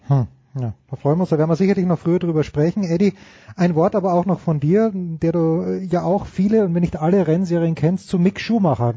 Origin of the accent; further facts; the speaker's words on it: Austria; ich bin Österreicher